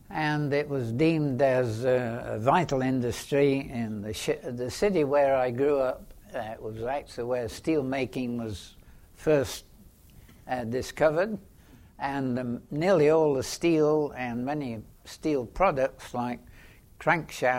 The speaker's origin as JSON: {"language": "English", "region": "England", "country": "United Kingdom", "tie": "born or raised there", "said": "I was born in England, just about the outbreak of the Second World War"}